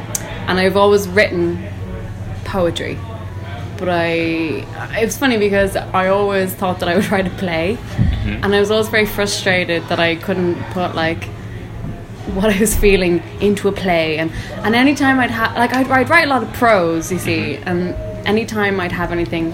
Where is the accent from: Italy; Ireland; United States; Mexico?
Ireland; Kildare, Leinster; moved away as an adult; also born or lived in Dublin; now in London, United Kingdom; I'm from Kildare, and then before I moved here, I was living in Dublin for a couple of years, but now London is my home.